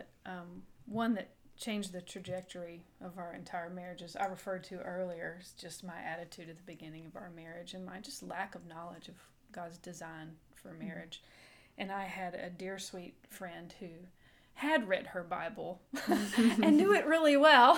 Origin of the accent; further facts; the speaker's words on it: Dallas, Texas, United States; I grew up in Dallas